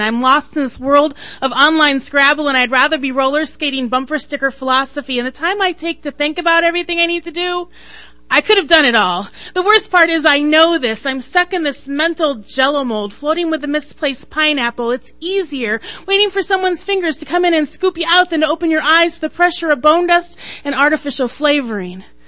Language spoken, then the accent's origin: English; Idaho, United States; now in Minnesota, United States; I was born in Idaho.